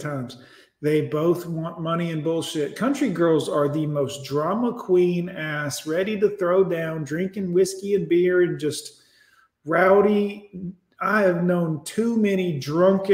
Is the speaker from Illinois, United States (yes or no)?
no; Alabama, United States; I'm from the country now. Make no mistake, I'm from Alabama